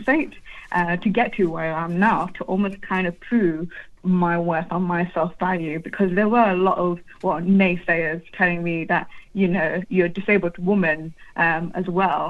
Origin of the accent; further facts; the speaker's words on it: United Kingdom; I'm British Bangladeshi